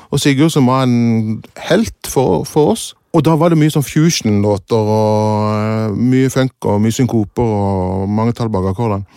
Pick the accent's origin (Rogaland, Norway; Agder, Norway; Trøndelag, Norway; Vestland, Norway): Agder, Norway; Kristiansand; also born or lived in England; Ja, oppvokst i Kristiansand. Født i England og så kom til Kristiansand da jeg var